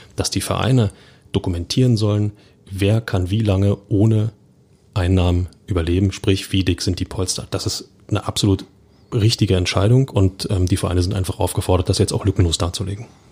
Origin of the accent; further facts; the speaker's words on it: Berlin, Germany; als Berliner